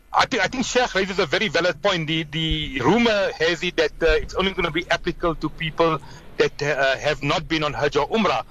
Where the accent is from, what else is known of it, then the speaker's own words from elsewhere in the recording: South Africa; we as South Africans